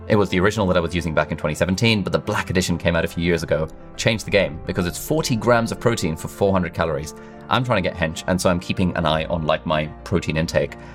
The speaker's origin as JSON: {"language": "English", "country": "Pakistan", "said": "I'm from Pakistan"}